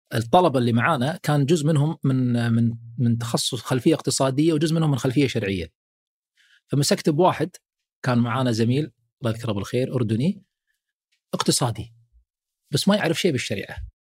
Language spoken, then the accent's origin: Arabic; Kuwait; عندنا في الكويت